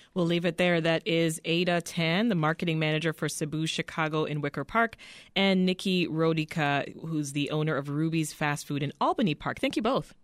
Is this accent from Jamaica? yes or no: yes; Jamaica; I'm from Jamaica specifically